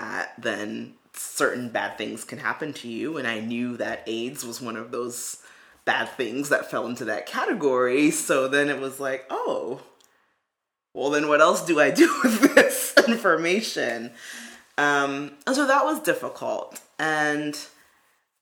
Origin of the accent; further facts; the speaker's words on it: New York City, New York, United States; I knew I had had classmates who were Jewish growing up in Brooklyn